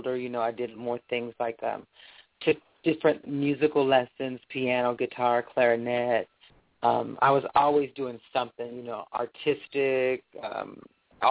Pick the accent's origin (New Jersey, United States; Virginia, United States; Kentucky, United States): Kentucky, United States; Louisville; I'm originally from Louisville, Kentucky, born and raised here.